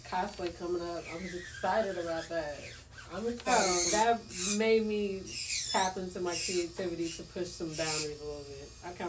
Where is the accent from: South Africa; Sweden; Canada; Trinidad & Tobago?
South Africa; bro, just even being a South African, I'm just wondering, like, what the other parts are like, because I've never heard too much about it.